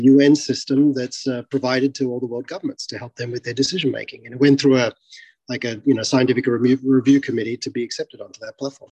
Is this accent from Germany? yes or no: no; Australia; moved away; I'm originally from Australia